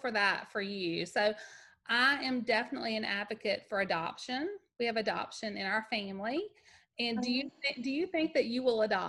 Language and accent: English; Mississippi, United States; I'm from Mississippi